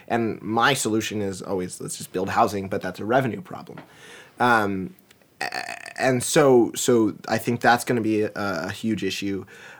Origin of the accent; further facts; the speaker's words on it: East Coast, United States; born there; Can you tell I was born on the East Coast?